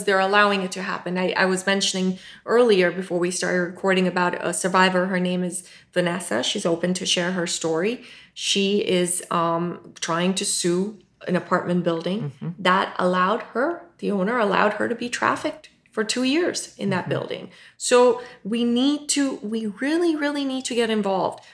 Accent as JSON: {"language": "English", "country": "Pakistan", "tie": "born or raised there", "moved": "yes", "said": "born in Pakistan, uh, raised Muslim"}